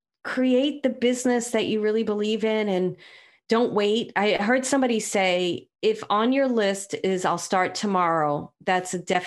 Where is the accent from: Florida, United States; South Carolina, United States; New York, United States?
New York, United States; New York City; I'm from Brooklyn.